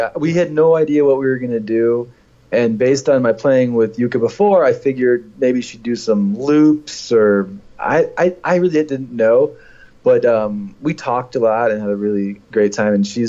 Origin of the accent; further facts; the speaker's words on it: New England, United States; I'm from New England, exactly.